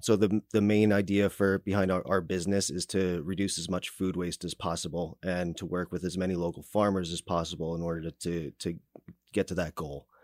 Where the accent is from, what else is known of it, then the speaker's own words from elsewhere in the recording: New Jersey, United States; now in Kansas City, United States; I grew up in New Jersey, and that's why sometimes it sounds like I, got, I talk with peanut butter in my mouth